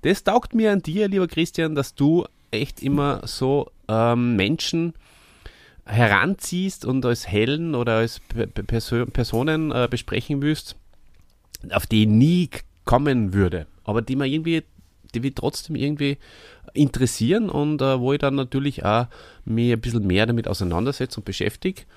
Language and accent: German; Hof bei Salzburg, Salzburg, Austria; in Hof bei Salzburg, wo ich aufgewachsen bin und lange Zeit gelebt habe